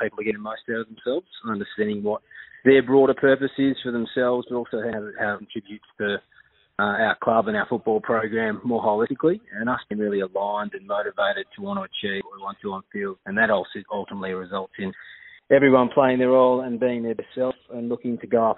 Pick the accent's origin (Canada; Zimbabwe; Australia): Australia; Swan Valley, Western Australia; it was a bit of a country life growing up in the Swan Valley as a kid